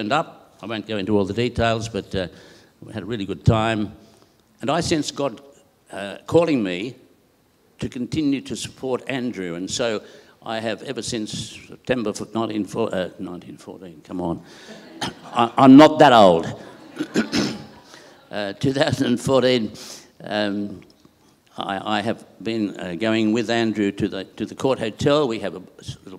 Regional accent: Bowral, New South Wales, Australia; moved away as an adult; also born or lived in Sarawak, Malaysia / Sabah, Malaysia; now in Perth, Australia; I come from New South Wales. My father, a lovely town called Bowral

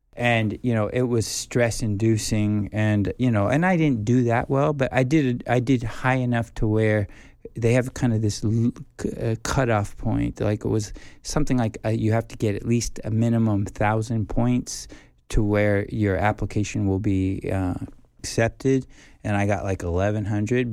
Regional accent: United States; moved away as an adult; now in South Korea; being, you know, a foreigner, being a white person, being an American

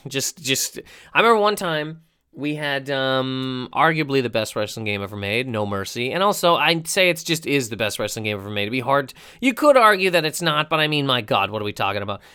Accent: Halifax, Nova Scotia, Canada; moved away; also born or lived in Miramichi, New Brunswick; I'm from Halifax, and that's where the festival is

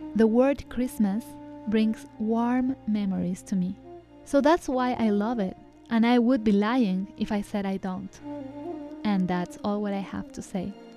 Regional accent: Ecuador; moved away; Ecuador, where I grew up, is a Catholic country

